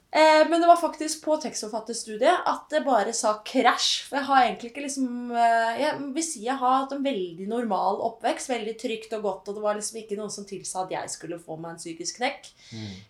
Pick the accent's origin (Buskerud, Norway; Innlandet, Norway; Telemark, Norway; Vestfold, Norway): Vestfold, Norway; Holmestrand; moved away as an adult; also born or lived in Oslo; jeg kommer jo fra Holmestrand, da, en liten by i Vestfold. Vestfold. Represent. og har bodd der fram til jeg var 21 år